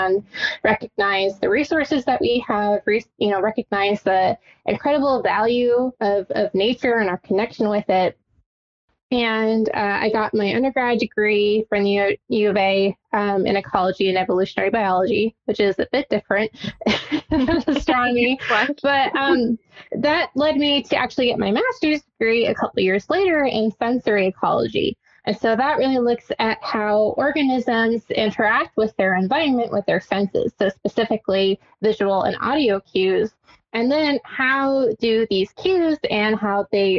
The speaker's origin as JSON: {"language": "English", "town": "Tucson", "region": "Arizona", "country": "United States", "said": "I'm from Tucson, Arizona"}